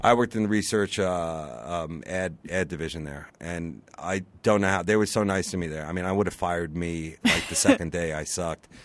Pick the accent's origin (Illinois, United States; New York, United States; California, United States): New York, United States; Long Island; I grew up on Long Island.